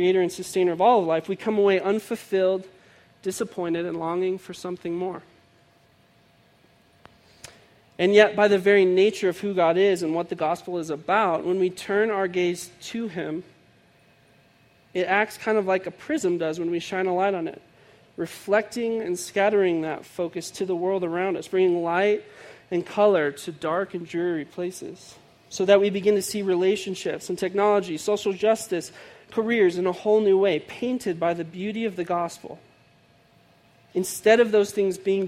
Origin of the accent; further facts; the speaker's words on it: outside of Chicago, Illinois, United States; I grew up outside of Chicago